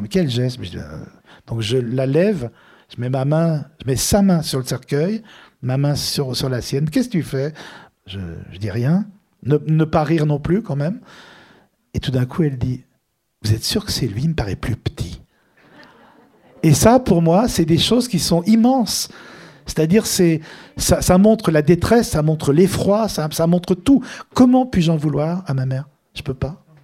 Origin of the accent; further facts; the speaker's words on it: Lyon, Auvergne-Rhône-Alpes, France; also born or lived in Tunis, Tunisia; now in Paris, France; on est de Lyon